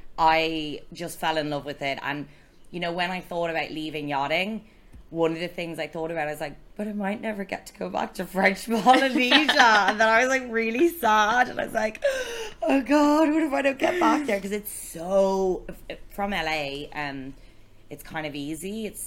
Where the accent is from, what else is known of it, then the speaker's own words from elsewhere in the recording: Antigua & Barbuda; also born or lived in France; I was born in France, and we moved to Antigua.